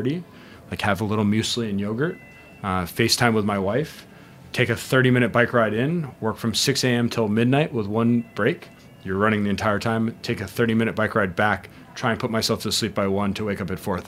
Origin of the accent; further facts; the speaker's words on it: Arizona, United States; also born or lived in Denmark; now in Austin, United States; I'm from Arizona.